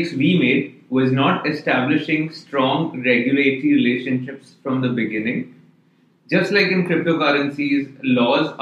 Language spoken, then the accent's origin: English; India; moved away; I'm originally from India